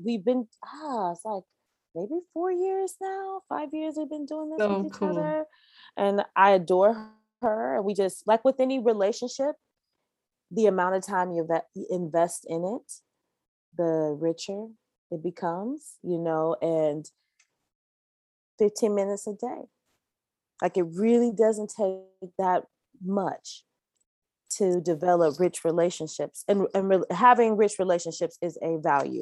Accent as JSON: {"language": "English", "town": "San Francisco", "region": "California", "country": "United States", "tie": "born or raised there", "said": "I was raised here in San Francisco."}